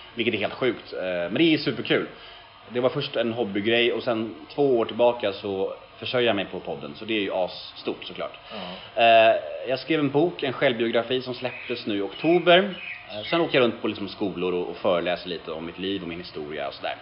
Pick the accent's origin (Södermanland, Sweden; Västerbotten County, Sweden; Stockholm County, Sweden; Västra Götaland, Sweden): Stockholm County, Sweden; Stockholm; jag är uppvuxen på Södermalm, eller så är jag född liksom mitt på Södermalm